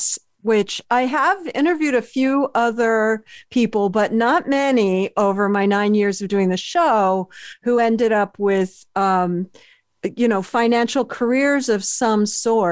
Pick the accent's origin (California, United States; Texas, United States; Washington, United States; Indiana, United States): California, United States; Berkeley; also born or lived in Philadelphia; a Berkeley girl